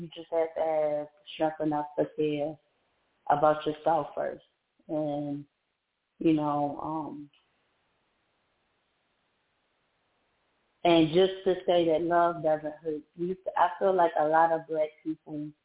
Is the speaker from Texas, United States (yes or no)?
no; Maryland, United States; moved away as an adult; also born or lived in Georgia; right now I'm in Maryland. So I moved back to my hometown, but I live in the outskirts of Maryland.